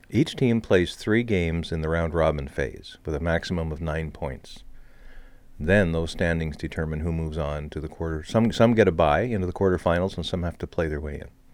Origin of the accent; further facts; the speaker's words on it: Canada; I'm Canadian